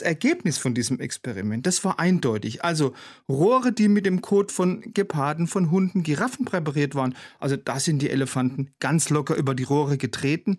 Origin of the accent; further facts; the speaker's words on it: Germany; bei uns in Deutschland